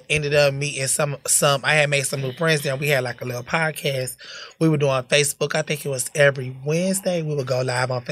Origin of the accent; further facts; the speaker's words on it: Perry, Florida, United States; also born or lived in Bridgeport, Connecticut / Tallahassee, Florida; I was born and raised in Bridgeport. I moved to Perry, Florida when I was about 10, 11. So I grew up doing middle school, high school, in Florida